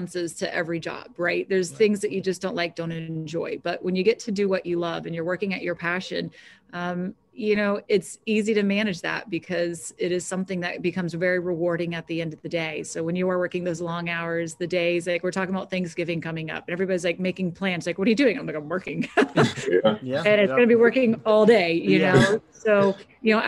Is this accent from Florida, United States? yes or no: yes; Jacksonville, Florida, United States; moved away; I grew up in Florida